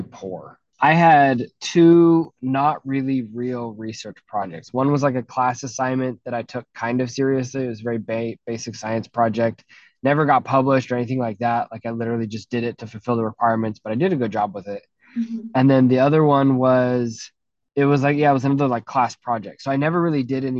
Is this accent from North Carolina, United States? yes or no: no; St. George, Utah, United States; We moved to a slightly larger place called St. George, Utah. Went to high school there